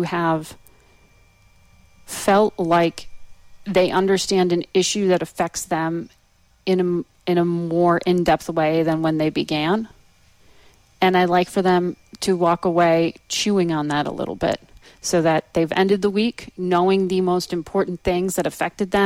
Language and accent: English; Danbury, Connecticut, United States; moved away as an adult; also born or lived in Stamford, Connecticut / Virginia; I was born in Connecticut, you're right, Stamford, Connecticut, grew up in Danbury, Connecticut